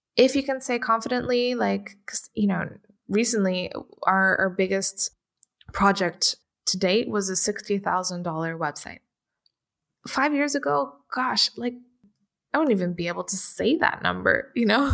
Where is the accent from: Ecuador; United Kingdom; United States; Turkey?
United Kingdom; London; also born or lived in Portugal; I grew up in London and I went to, uh, Saint Marylebone School for performing arts